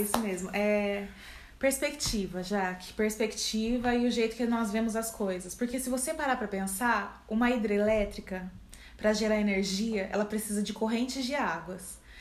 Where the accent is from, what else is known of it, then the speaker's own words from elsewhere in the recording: Campinas, São Paulo, Brazil; sou aqui de Campinas